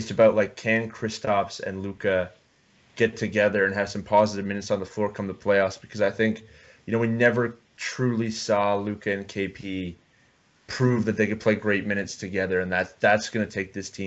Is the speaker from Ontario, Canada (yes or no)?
no; Calgary, Alberta, Canada; the biggest basketball fan from Calgary, Alberta